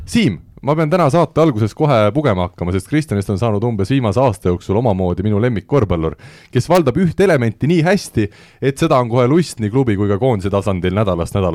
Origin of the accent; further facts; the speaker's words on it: Tartu, Tartu County, Estonia; mina olen eh, pärit Tartust, jah